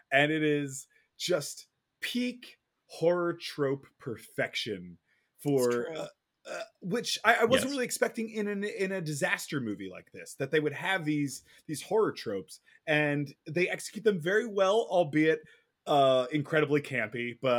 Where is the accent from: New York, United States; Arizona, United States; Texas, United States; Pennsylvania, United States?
Pennsylvania, United States; now in Los Angeles, United States; while I didn't fear volcanoes growing up in Pennsylvania, now that I live in Los Angeles, an earthquake cracking these enormously high freeway bridges is a real fear of mine.